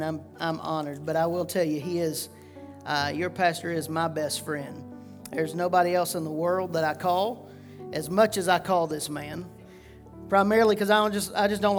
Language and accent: English; Georgetown, South Carolina, United States; I grew up in Georgetown, South Carolina